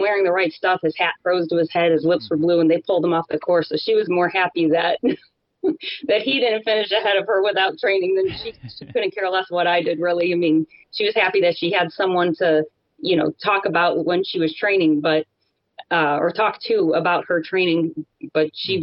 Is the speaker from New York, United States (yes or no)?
no; Cleveland, Ohio, United States; now in Florida, United States; I'm from Cleveland